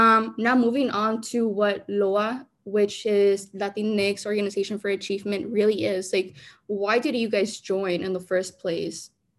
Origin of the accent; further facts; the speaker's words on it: Veracruz, Mexico; soy Hispana. If you want to be very specific, soy de Veracruz, Mexico. So you can call me Jarocha. My home country is Veracruz, Mexico.